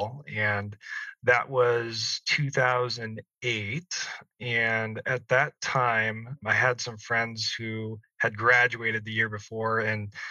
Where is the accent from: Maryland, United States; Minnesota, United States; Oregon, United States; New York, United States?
Oregon, United States; Salem; moved away as an adult; also born or lived in San Diego, California; I grew up in Salem, Oregon